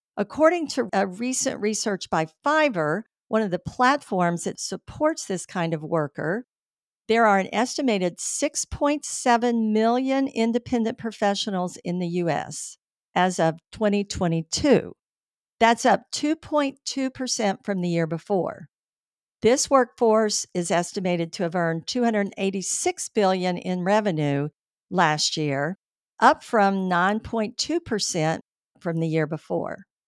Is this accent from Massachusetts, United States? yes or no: no; Tampa, Florida, United States; Tampa, my hometown